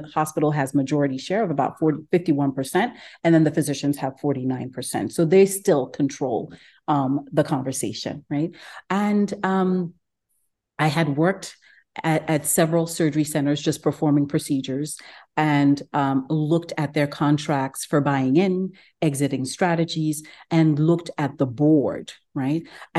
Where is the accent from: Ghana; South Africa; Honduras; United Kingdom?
Ghana; moved away as an adult; also born or lived in Geneva, Switzerland; now in Houston, United States; I'm originally from Ghana. I live in Houston, actually in West Houston, Katy. I moved to the United States probably about 20 years ago now, trained in Geneva, Switzerland for medical school